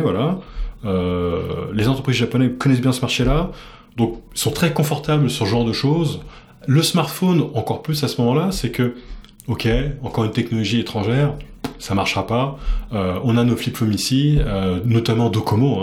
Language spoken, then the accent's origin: French; France; moved away as an adult; now in Japan; je suis français